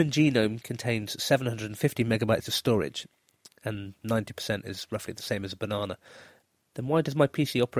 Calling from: Switzerland; Hello, Naked Scientists. … from Switzerland, and I was wondering about human microevolution.

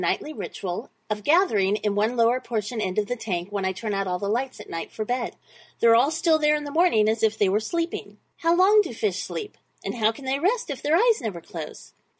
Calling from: Huntington Beach, California, United States; I'm calling from Huntington Beach, California, in the USA.

